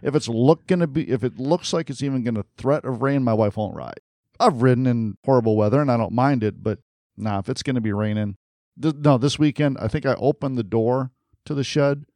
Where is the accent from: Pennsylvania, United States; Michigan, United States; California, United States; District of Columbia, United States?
Michigan, United States; moved away; I'm from Michigan originally, so I'm a Sparty